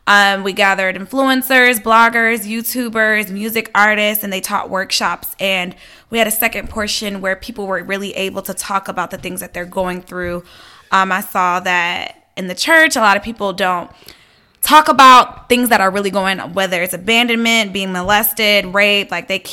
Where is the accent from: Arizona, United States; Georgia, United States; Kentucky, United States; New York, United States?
Georgia, United States; Atlanta; I am full Liberian. I grew up in Atlanta